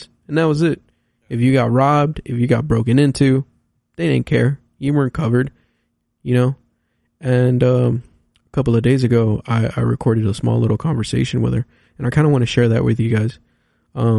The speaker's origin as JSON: {"language": "English", "town": "Los Angeles", "region": "California", "country": "United States", "tie": "born or raised there", "said": "I grew up in, I was born in Los Angeles."}